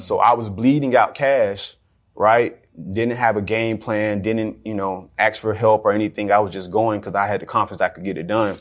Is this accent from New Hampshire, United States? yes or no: no; Jacksonville, Florida, United States; I grew up in Jacksonville